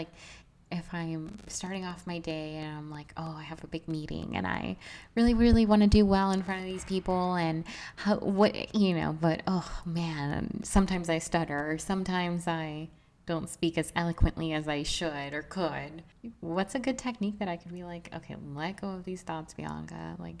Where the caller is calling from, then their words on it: New York, United States; I'm watching from New York.